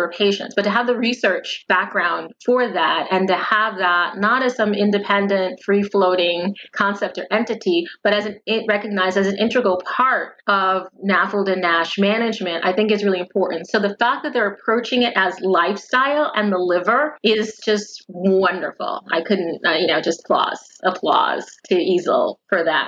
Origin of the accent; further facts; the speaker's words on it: United States; an American patient and patient advocate